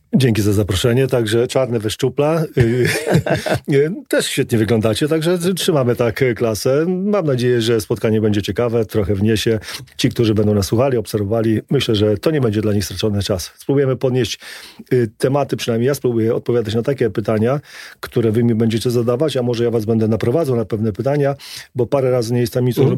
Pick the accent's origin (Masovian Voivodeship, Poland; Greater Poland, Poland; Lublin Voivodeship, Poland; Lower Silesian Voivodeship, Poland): Lublin Voivodeship, Poland; Trzeszczany; moved away as an adult; also born or lived in Warsaw; dorastałem na ścianie wschodniej w małej miejscowości, niedaleko Chrobieszowa, Trzeszczany